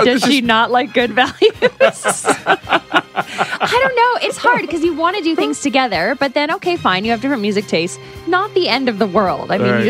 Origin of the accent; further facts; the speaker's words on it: New Brunswick, Canada; I grew up in New Brunswick. We had a big ice storm.